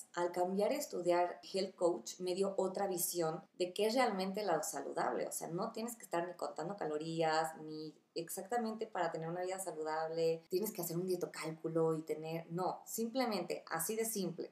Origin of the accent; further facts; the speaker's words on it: Uruapan, Michoacán, Mexico; moved away; soy de Uruapan